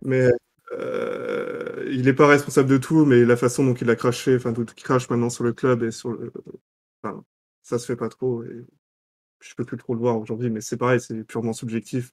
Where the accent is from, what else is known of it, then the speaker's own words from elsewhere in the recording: Lorient, Brittany, France; j'ai grandi à Lorient